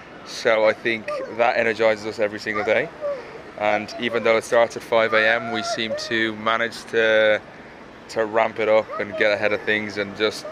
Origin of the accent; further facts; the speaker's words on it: Dublin, Leinster, Ireland; moved away as an adult; now in London, United Kingdom; They're all from London, so this is all new for Dublin, so it's quite nice to see them in my hometown.